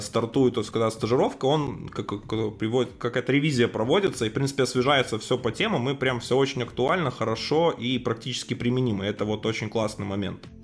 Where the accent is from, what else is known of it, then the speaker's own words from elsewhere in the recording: Belarus; я хоть и из Беларуси